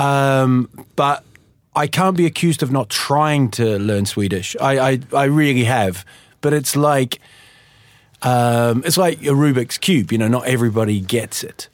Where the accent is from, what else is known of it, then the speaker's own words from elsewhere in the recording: Huddersfield, Yorkshire and the Humber, United Kingdom; now in Sweden; I was born in Huddersfield in, in England, and uh, just sort of went back there